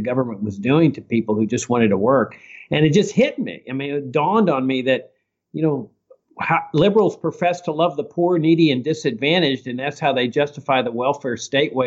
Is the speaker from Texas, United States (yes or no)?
yes; Laredo, Texas, United States; I grew up in South Texas on a farm on the Rio Grande, and my dad was actively involved in politics in Laredo, my hometown.